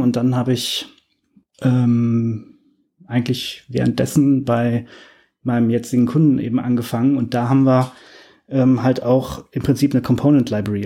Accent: Cologne, North Rhine-Westphalia, Germany; moved away; komme ursprünglich aus Köln

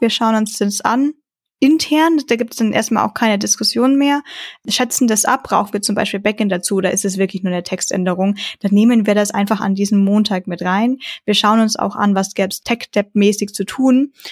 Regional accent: Franconia, Bavaria, Germany; als Franke

